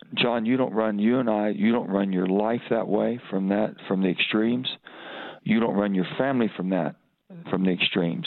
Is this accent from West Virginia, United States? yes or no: yes; West Virginia, United States; I'm an American first, I'm a West Virginian second